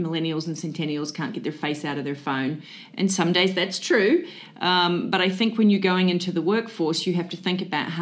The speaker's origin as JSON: {"language": "English", "country": "New Zealand", "moved": "yes", "lives_now": "Central Florida, United States", "said": "I'm originally from New Zealand."}